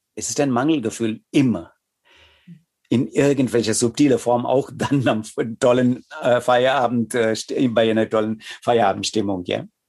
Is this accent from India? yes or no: yes; India; first language Tamil; German is a second language; also born or lived in Chennai / Berlin / Odenwald; now in Germany; als Inder und auch als Inder, der hier im Westen lebt